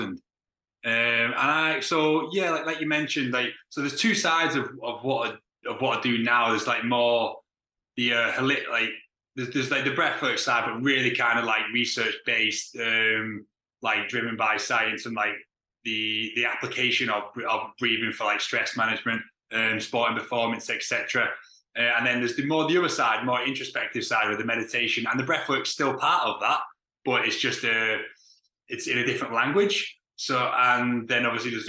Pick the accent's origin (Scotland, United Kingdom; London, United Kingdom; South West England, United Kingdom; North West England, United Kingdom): North West England, United Kingdom; Widnes; I grew up in a town called Widnes